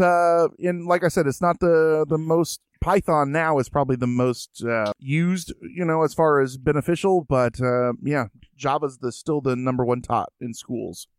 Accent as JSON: {"language": "English", "town": "Springfield", "region": "Illinois", "country": "United States", "said": "I'm from Springfield, Illinois"}